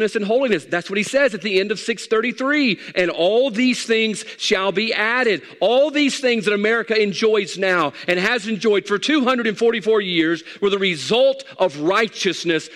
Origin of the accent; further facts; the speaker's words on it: United States; as an American